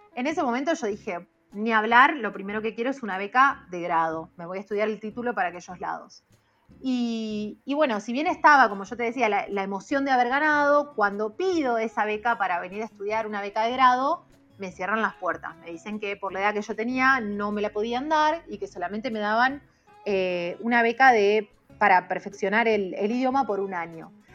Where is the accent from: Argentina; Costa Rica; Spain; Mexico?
Argentina; Chacabuco, Buenos Aires Province; moved away as an adult; also born or lived in La Plata, Argentina; now in China; yo soy del interior, de Chacabuco, estaba viviendo en La Plata especialmente por mi carrera